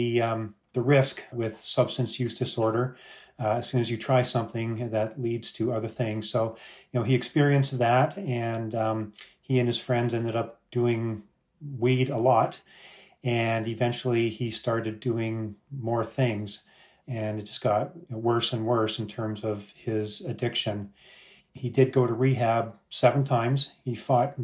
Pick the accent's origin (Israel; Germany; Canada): Canada; now in United States; We're Canadian, and although we're immigrants here to the U.S.